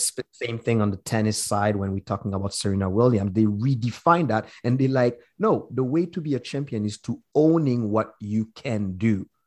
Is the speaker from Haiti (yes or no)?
yes; Haiti; now in British Columbia, Canada; us as Haitian